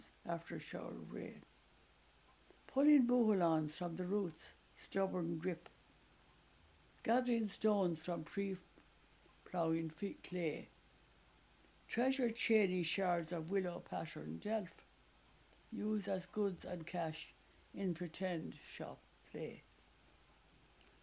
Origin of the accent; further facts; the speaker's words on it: Ireland; moved away as an adult; also born or lived in England; only a couple of us who remained in Ireland. And afterwards, I came back to Dublin